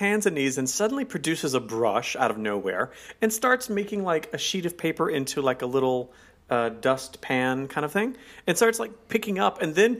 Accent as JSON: {"language": "English", "region": "Arkansas", "country": "United States", "said": "I'm from the South, y'all. I'm from Arkansas."}